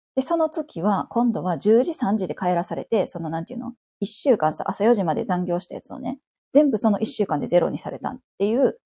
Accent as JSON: {"language": "Japanese", "region": "Kansai", "country": "Japan", "tie": "born or raised there", "also_born_or_lived": "Tokyo", "moved": "as an adult", "said": "私関西出身なんですけど"}